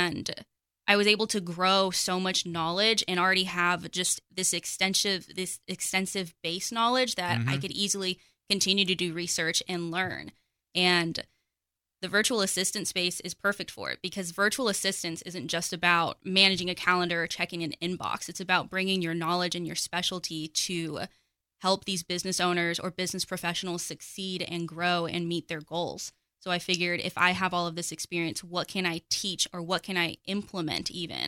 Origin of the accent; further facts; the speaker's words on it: Pottsboro, Texas, United States; also born or lived in Las Vegas; So I am from Pottsboro. I spent about 15 years in the big city of Las Vegas before I moved out to Texas